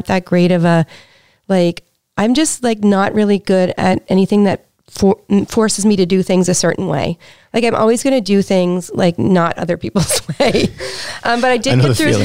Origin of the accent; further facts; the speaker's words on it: Prince Edward Island, Canada; moved away; I'm from Prince Edward Island.